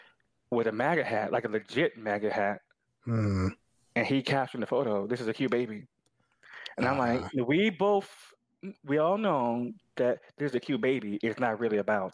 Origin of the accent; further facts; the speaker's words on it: the South, United States; But especially growing up in the South, I know people like Sydney Sweeney who they are cool, their family is not.